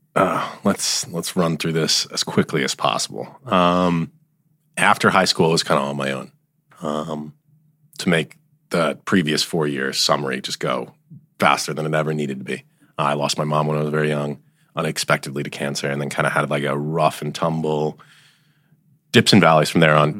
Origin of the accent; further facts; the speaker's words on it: Allendale, New Jersey, United States; I grew up in Allendale